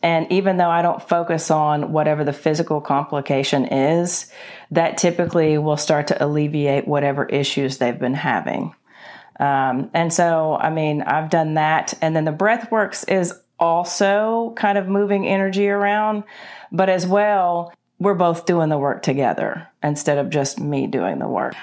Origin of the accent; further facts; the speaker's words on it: Paris, Tennessee, United States; moved away; also born or lived in Nashville, Tennessee / Alabama / Atlanta, Georgia; I was born in West Tennessee, in Paris, Tennessee, home of the world's largest fish fry